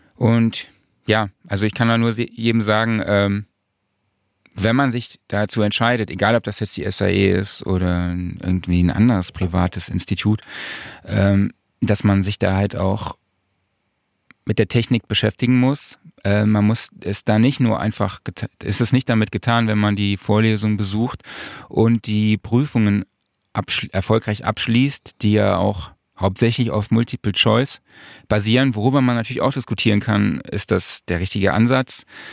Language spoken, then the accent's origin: German; Saarland, Germany; moved away as an adult; now in Cologne, Germany; ich komme aus dem Saarland